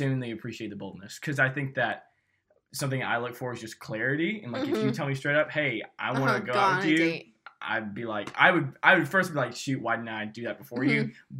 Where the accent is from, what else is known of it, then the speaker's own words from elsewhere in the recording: Birmingham, Alabama, United States; I'm a junior at Samford. I'm actually from Birmingham.